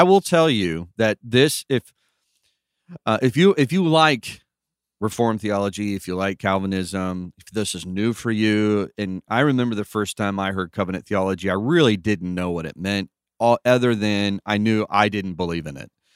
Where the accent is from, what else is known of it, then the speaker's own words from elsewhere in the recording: California, United States; I was born and raised in Cali, sunny California